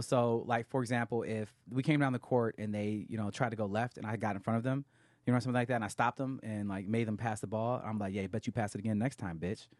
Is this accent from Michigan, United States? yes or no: yes; Grand Blanc, Michigan, United States; moved away; I am from a suburb of Flint, Michigan called Grand Blanc